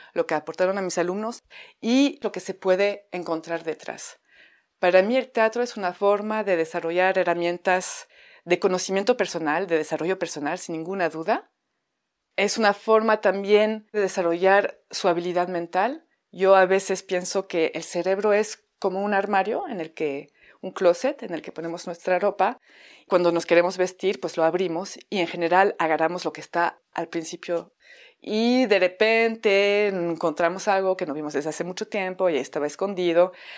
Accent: France; accent: French; Spanish is a second language; moved away as an adult; now in Mexico; llevo casi 14 años en México, si escuchan un acento es mi acento francés

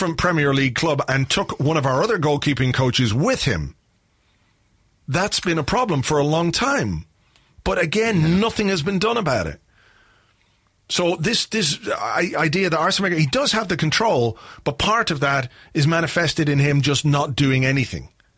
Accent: Yorkshire and the Humber, United Kingdom; accent: Yorkshire; moved away; also born or lived in London / Dublin; I sounded like a good Yorkshire lad, because that's where we were living after we moved up from London.

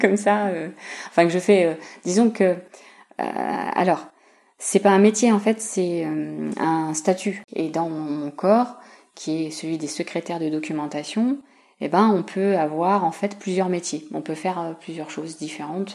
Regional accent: Saint-Germain-en-Laye, Île-de-France, France; moved away as an adult; also born or lived in Fontenay-le-Fleury / Dijon; je suis native en fait de la région. Je suis née à Saint-Germain-en-Laye et euh, j'ai habité de très nombreuses années à quelques kilomètres d'ici, dans une ville qui s'appelle fontenay fleury

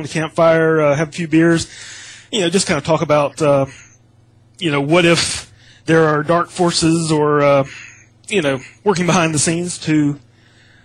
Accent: United States; growing up in America

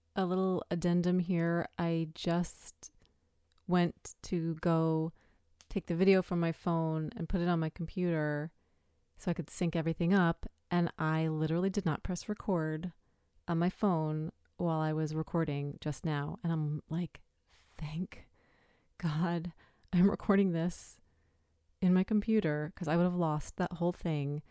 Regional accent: New York City, New York, United States; I lived, I grew up in New York City. I moved upstate when I was pregnant

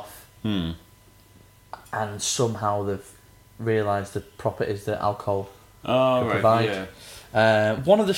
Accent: Manchester, North West England, United Kingdom; I'm from Manchester.

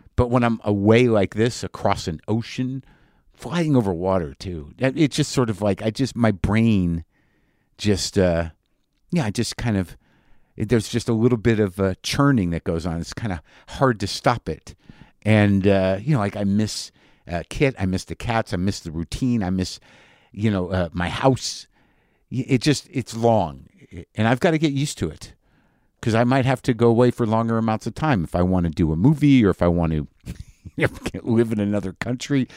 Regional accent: New Mexico, United States; I grew up in New Mexico

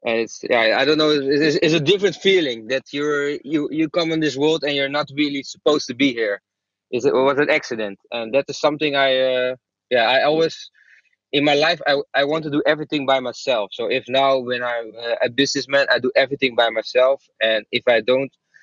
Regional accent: Apeldoorn, Gelderland, Netherlands; English is a second language; I was born in Apeldoorn, a small town in Holland.

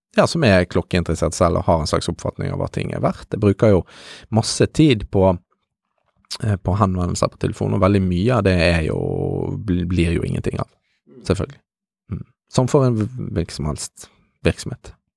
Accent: Bergen, Vestland, Norway; jeg er bergenser

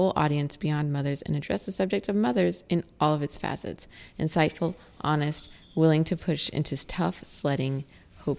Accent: Indianapolis, Indiana, United States; moved away; I'm moving back to Indianapolis, my hometown

